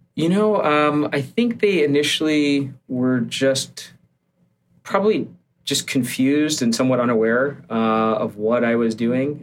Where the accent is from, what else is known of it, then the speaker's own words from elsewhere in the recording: Barrington, Illinois, United States; I grew up just outside of Chicago, so um, one of the suburbs in the northwest corner of the Chicago area, and uh, I have yeah, my parents are still out there. Uh, it's a place called Barrington